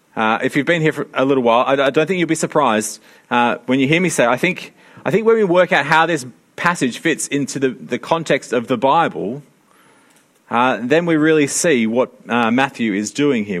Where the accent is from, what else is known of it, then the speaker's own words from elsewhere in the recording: Sydney, New South Wales, Australia; I grew up in Sydney